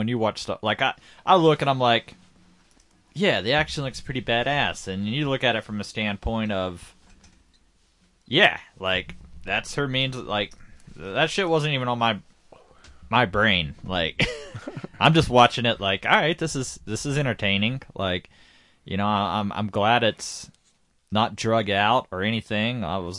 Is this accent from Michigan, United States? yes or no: no; Georgia, United States; I mean, shit, you know, I grew up in Georgia.